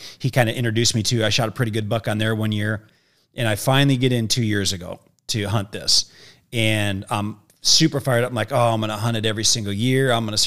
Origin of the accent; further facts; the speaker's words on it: Wisconsin, United States; moved away; my hometown, which is wild, in Wisconsin